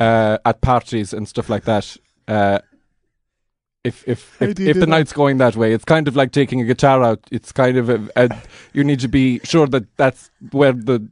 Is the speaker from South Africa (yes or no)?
no; Connacht, Ireland; I was raised by wolves in Connemara